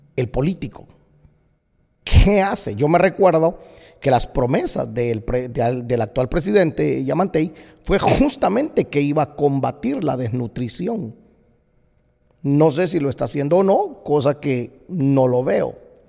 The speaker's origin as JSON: {"language": "Spanish", "country": "Guatemala", "tie": "born or raised there", "moved": "as an adult", "lives_now": "United States", "said": "el país que me vio nacer, que me dio tanto, me dio tanto. Por 22 años viví en Guatemala"}